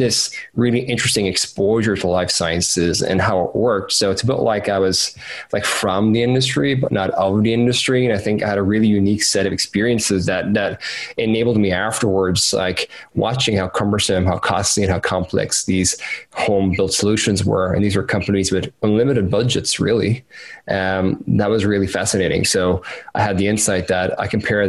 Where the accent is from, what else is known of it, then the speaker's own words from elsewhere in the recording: Cork, Munster, Ireland; I'm from Cork in Ireland